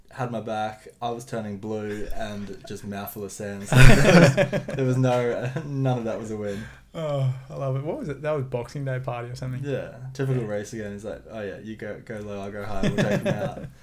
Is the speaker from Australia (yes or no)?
yes; Helensvale, Queensland, Australia; Uh, grew up Helensvale, uh, primary and high school. So I did all my schooling there.